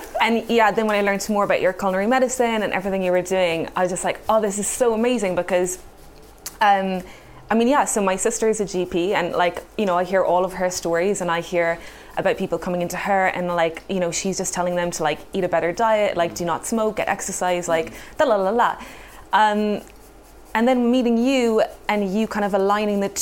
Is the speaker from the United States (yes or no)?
no; Cork, Munster, Ireland; moved away; also born or lived in Hackney, London; I grew up in Cork in Ireland where my parents ran a horticulture company